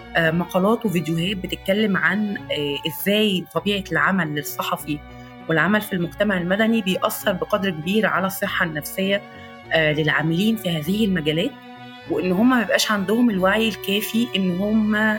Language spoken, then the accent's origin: Arabic; Egypt; عندنا في مصر